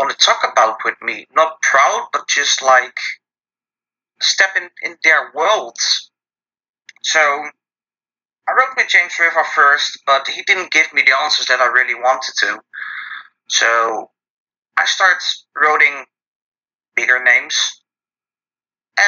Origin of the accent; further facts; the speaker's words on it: Netherlands; I'm from the Netherlands